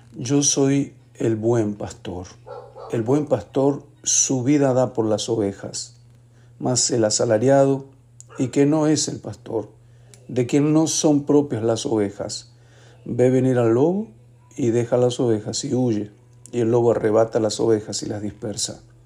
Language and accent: Spanish; Mendoza, Argentina; En mi tierra Mendoza